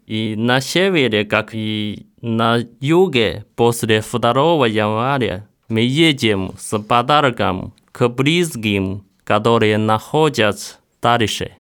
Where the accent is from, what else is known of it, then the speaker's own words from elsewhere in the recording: northern China, China; Мой родной город находится на севере